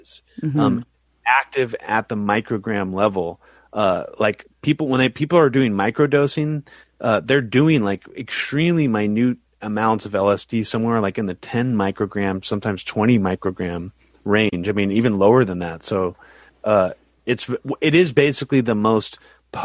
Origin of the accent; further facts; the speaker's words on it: United States; I'm American, so I feel dumb.